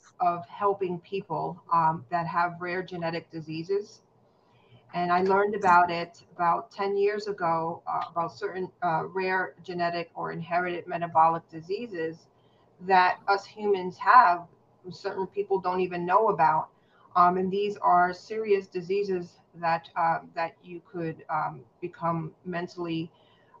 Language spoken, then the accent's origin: English; New York City, New York, United States; moved away as an adult; now in New Jersey, United States; I am originally from the Bronx